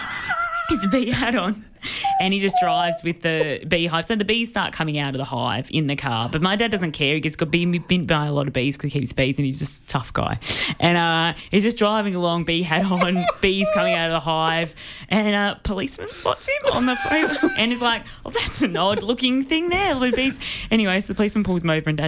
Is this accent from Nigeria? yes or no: no; Melbourne, Victoria, Australia; I grew up in the city